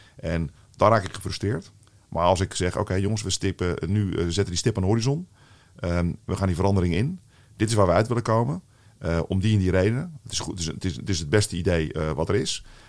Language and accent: Dutch; Netherlands; Ik als, eh, als echte Nederlander die hier eh, vooral in Nederland heeft gewoond